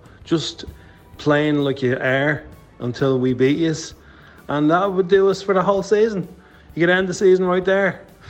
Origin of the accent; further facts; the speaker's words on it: Dublin, Leinster, Ireland; I'm from Dublin.